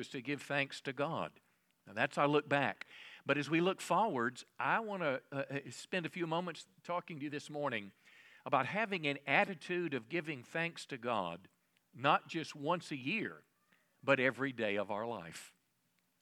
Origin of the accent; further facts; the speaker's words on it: United States; as American people